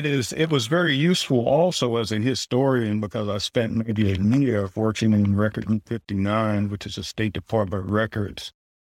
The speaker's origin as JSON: {"language": "English", "town": "Durham", "region": "North Carolina", "country": "United States", "tie": "born or raised there", "said": "And as a country boy growing up in Durham, North Carolina, I don't think I had a real sense of sort of the global presence of people of African descent."}